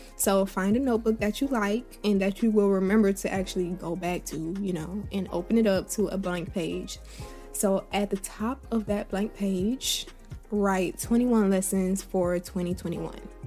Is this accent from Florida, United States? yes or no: yes; Tallahassee, Florida, United States; moved away as an adult; now in Atlanta, United States; I've lived in, um, my hometown since I was born. I was born and raised here. I never left